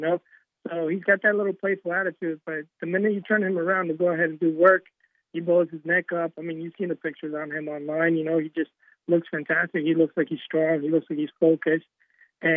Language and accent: English; Kentucky, United States; moved away; also born or lived in New York; Since we're from Kentucky originally, you know, it's just something I grew up in.